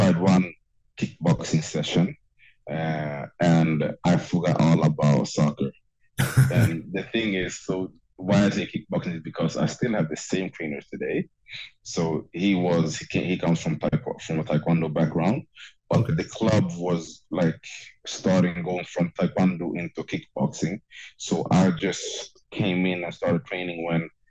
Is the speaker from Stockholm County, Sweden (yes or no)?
yes; Stockholm, Stockholm County, Sweden; I'm born and raised in Stockholm, Sweden, and that's my home